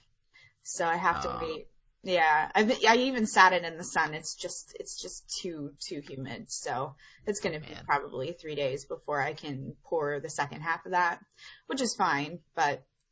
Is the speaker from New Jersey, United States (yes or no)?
no; Pittsburgh, Pennsylvania, United States; I'm from Pittsburgh